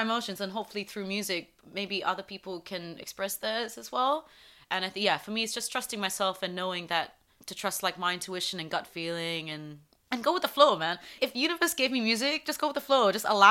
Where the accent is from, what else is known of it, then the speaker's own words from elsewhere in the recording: South East England, United Kingdom; English. Yeah, he's English. I grew up in Surrey.